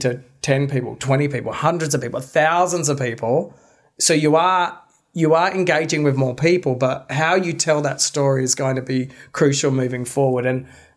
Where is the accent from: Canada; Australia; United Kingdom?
Australia; we're Australian